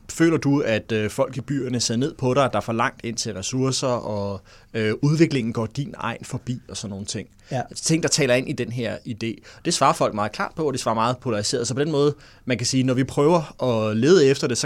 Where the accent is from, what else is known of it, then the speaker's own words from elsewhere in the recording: Vordingborg, Zealand, Denmark; jeg bor stadig i Vordingborg, hvor jeg kommer fra